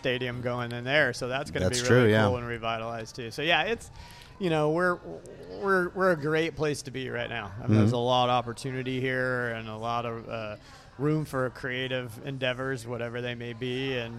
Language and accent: English; Sacramento, California, United States; I'm a native Sacramentan. So I grew up in South Sacramento.